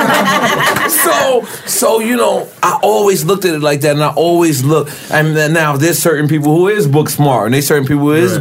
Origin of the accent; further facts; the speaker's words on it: New York City, New York, United States; moved away as an adult; now in Miami, United States; I'm a rapper from Queens, New York, Lafayette City, 97-3057 Avenue, Apartment 5E, Corona, New York. 11368, Apartment 5E. This is where I'm from.